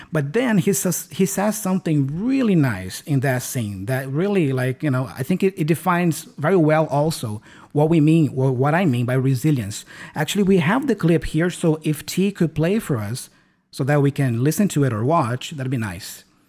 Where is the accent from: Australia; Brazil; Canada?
Brazil; English is a second language; I learned English in Brazil, here in my home country. I've never been abroad.